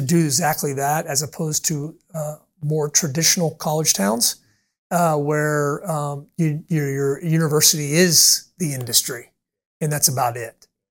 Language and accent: English; Kansas City, United States; now in Orlando, United States; I grew up in Kansas City